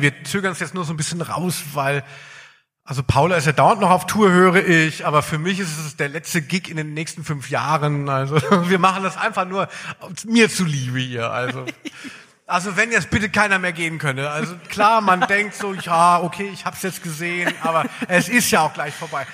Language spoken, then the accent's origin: German; Darmstadt, Hesse, Germany; now in Cologne, Germany; als ich weggezogen bin aus Darmstadt, ja, ich komme aus Südhessen